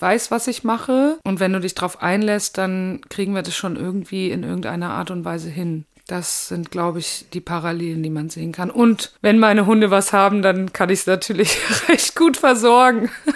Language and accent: German; Haiger, Hesse, Germany; weil das Büro damals noch in Haiger war und das ist ja mein Ort, wo ich herkomme